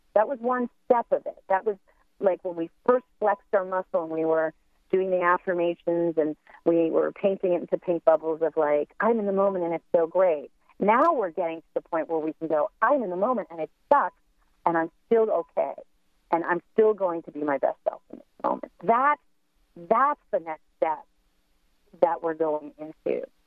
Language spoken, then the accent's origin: English; United States; as Americans